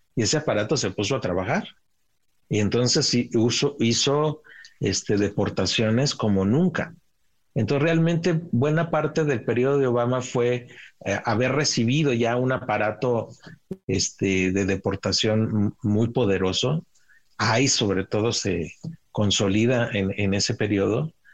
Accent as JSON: {"language": "Spanish", "town": "Ciudad Juárez", "region": "Chihuahua", "country": "Mexico", "tie": "born or raised there", "said": "crecí en Ciudad Juárez eh, y como niños cruzábamos al otro lado a jugar al parque de enfrente"}